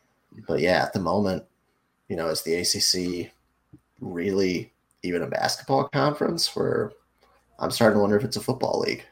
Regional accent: Illinois, United States; I grew up near Madison on the Illinois side of the border

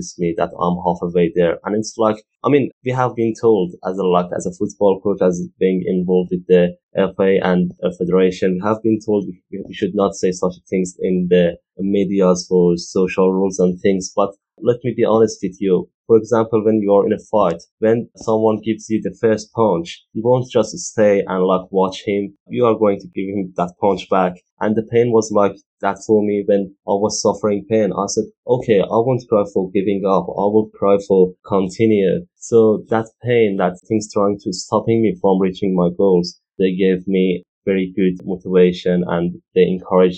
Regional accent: Iran; now in United Kingdom; I'm original from Iran

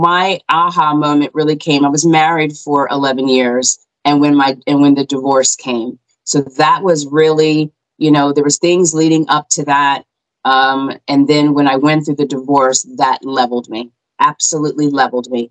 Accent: Cherry Hill, New Jersey, United States; moved away as an adult; now in Pennsylvania, United States; I grew up in New Jersey. So Cherry Hill, New Jersey is where we resided 20 something years.

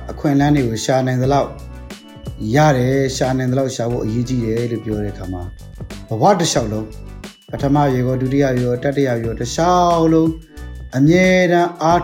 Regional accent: Myanmar

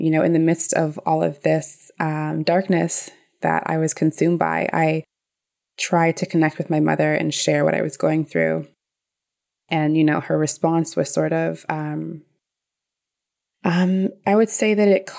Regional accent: Toronto, Ontario, Canada; I grew up in Toronto community housing

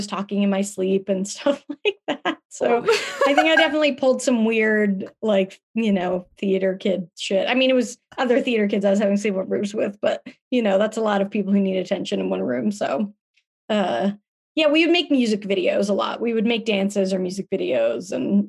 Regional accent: Salt Lake City, Utah, United States; moved away as an adult; also born or lived in Palm Springs, California; now in Los Angeles, United States; I was born in Palm Springs, but I was raised in Salt Lake City

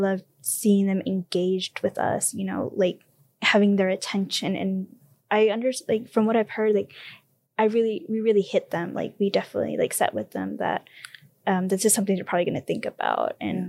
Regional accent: United States; first language Spanish; English is a second language; also born or lived in El Salvador; Basically raised here in the United States, you know? And in very much English is my second language.

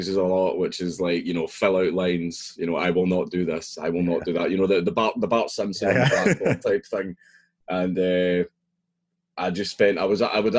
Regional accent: Coatbridge, Scotland, United Kingdom; I grew up in Coatbridge in Lanarkshire. That's where I grew up.

